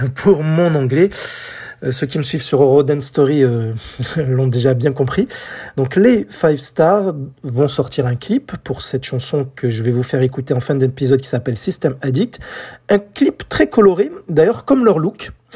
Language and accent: French; France; chez nous en France